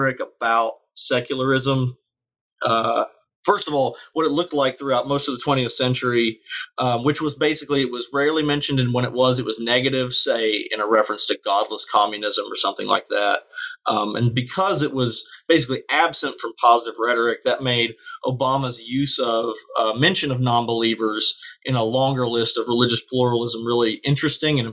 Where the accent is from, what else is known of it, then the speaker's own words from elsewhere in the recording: Southern Appalachia, United States; I'm from Southern Appalachia, and religion influences a lot of life here